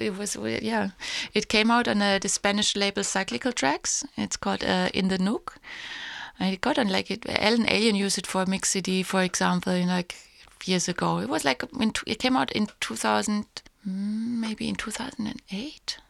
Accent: Heidelberg, Baden-Württemberg, Germany; moved away; my hometown in Heidelberg

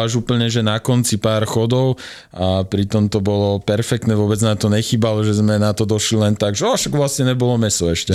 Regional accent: Slovakia; vedeli, že sme Slováci

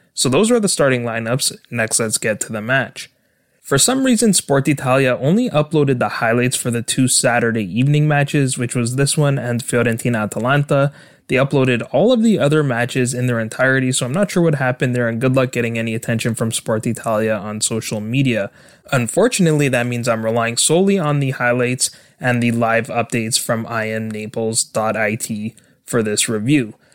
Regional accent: Canada; my home country of Canada

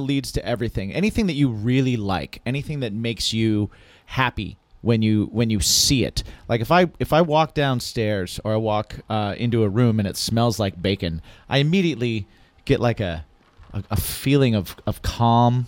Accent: Indiana, United States; born or raised there; also born or lived in New Hampshire

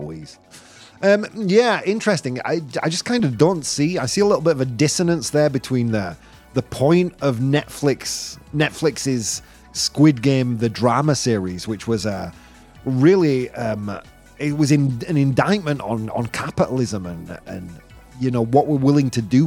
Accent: United Kingdom; now in Madrid, Spain; I am British. I hold a British passport, but I am European. My mum's Italian. My dad was Polish. I live in Spain

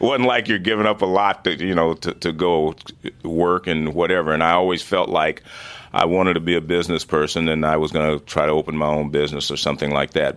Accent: Oakland, California, United States; also born or lived in Cincinnati, Ohio; I grew up in Oakland, California, and I live out in the suburbs now

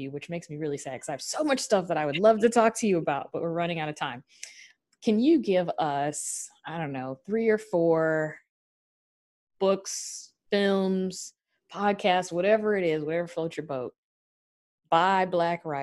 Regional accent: the South, United States; I come from South, there's red clay where I come from

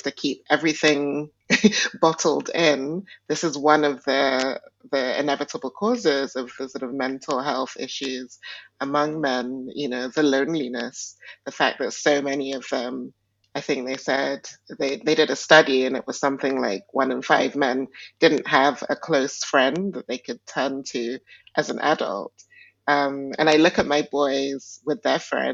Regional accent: Nigeria; I was born in Nigeria, and Nigeria is definitely a patriarchal culture. And also, my ethnic group is Igbo

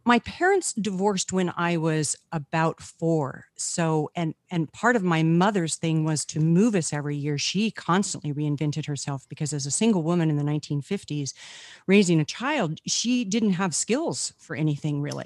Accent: Carlsbad, New Mexico, United States; I was born in Carlsbad Caverns, New Mexico, where my father was the, um, park naturalist

